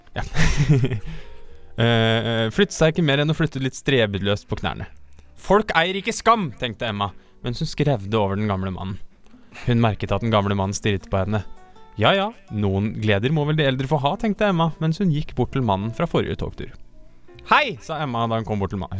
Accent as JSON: {"language": "Norwegian", "town": "Mo", "region": "Innlandet", "country": "Norway", "tie": "born or raised there", "moved": "yes", "said": "Det ligger i Mo, i en bitte lille kommune Nord-Odalen, som vil si rett siden av mitt hjemhus"}